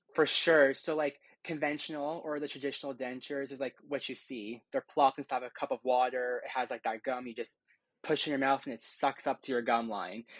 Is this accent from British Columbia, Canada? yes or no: no; Hamilton, Ontario, Canada; I'm from Hamilton, Ontario. I was born and raised here.